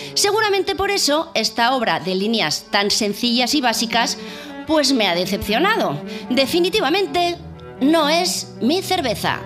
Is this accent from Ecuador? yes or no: no; San Sebastián, Basque Country, Spain; yo que soy de Donosti